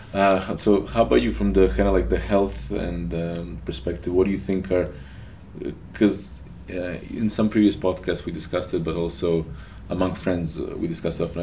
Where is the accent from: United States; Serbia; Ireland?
Serbia; Novi Sad, Vojvodina; That's my hometown